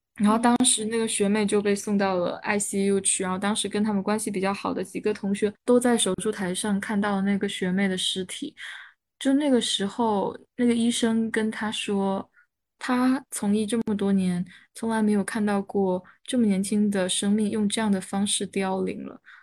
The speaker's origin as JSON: {"language": "Chinese", "region": "Southern Fujian", "country": "China", "tie": "born or raised there", "also_born_or_lived": "Beijing", "moved": "yes", "said": "我老家是在闽南地区嘛，然后我可以，嗯，借助着我奶奶长期住在那个村里的社会网络进行一些交流"}